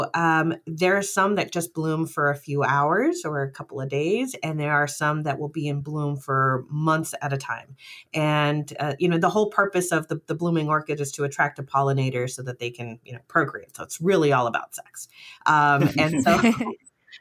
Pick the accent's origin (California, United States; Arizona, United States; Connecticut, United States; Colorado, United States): Arizona, United States; Tucson; also born or lived in Mexico / Tallahassee, Florida; I was born in Mexico, but we immigrated to the United States, and I grew up in Tucson, Arizona